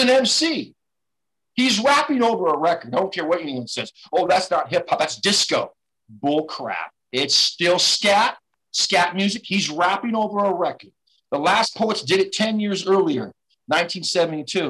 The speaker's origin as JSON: {"language": "English", "region": "West Coast", "country": "United States", "said": "I'm from the West Coast"}